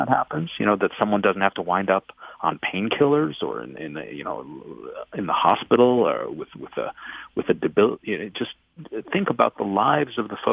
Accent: Buffalo, New York, United States; I grew up in Buffalo, so I'm a real connection to the Rust Belt

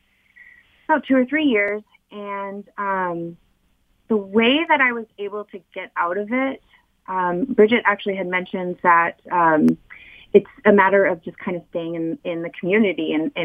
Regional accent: California, United States; also born or lived in Southeast Michigan; now in Michigan, United States; I'm not originally from Southeast Michigan. I'm actually from California.

